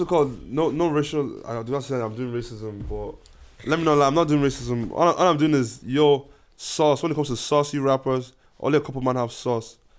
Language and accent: English; Ireland; as Irish people, as even black as black Irish people